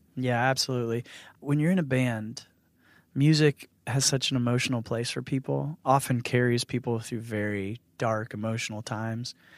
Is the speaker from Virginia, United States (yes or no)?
yes; Northern Virginia, United States; I grew up in Northern Virginia.